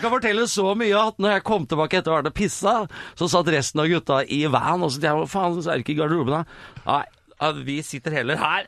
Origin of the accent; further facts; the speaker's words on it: Sarpsborg, Østfold, Norway; Jeg er oppvokst i Sarpsborg.